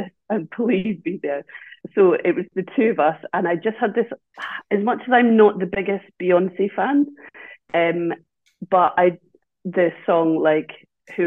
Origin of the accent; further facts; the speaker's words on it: Dundee, Scotland, United Kingdom; now in Edinburgh, United Kingdom; I'm not originally from Edinburgh. I'm from Dundee, and I'd been in Edinburgh a long time